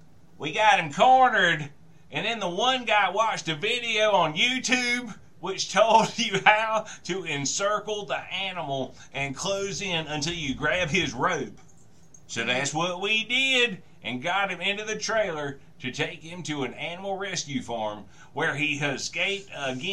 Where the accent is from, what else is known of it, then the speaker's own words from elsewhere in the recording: Texas, United States; I am from Texas, so it's like it reminds me of home.